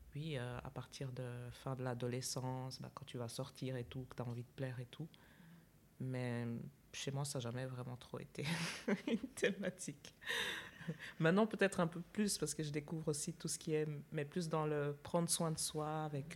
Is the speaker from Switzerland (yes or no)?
yes; Switzerland; also born or lived in Chad; je suis née au Tchad et puis je suis arrivée en, Suisse, j'avais 5 ans